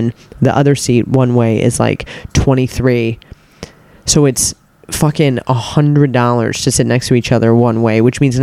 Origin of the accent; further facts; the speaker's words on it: United States; I'm American